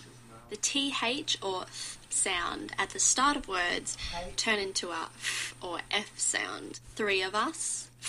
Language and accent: English; Australia; I'm Australian